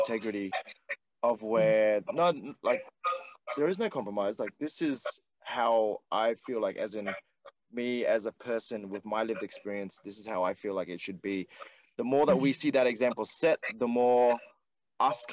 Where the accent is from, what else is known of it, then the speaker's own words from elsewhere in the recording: Australia; I grew up in Australia